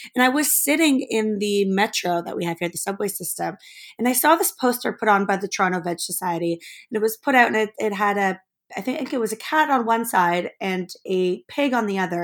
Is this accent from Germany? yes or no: yes; Germany; I grew up actually in Germany.